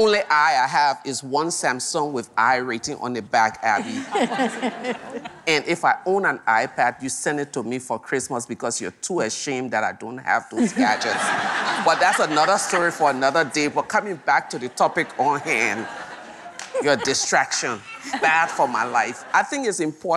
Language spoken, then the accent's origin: English; Liberia; our own Liberian story